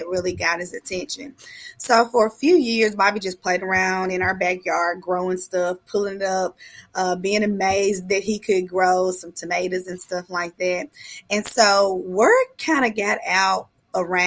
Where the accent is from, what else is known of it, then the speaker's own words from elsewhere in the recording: Memphis, Tennessee, United States; I'm a proud member of the Castalia Magnolia neighborhood